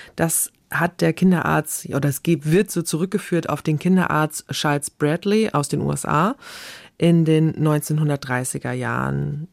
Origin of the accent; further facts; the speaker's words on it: Germany; Bei uns in Deutschland